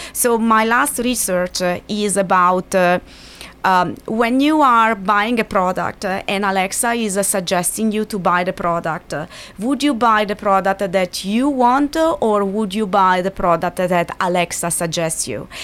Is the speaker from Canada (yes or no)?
no; Milan, Lombardy, Italy; moved away; I come from Milan